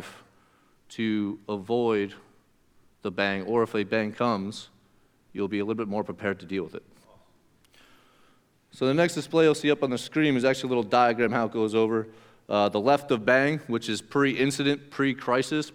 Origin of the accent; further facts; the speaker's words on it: Pennsylvania, United States; moved away; where I come from Pennsylvania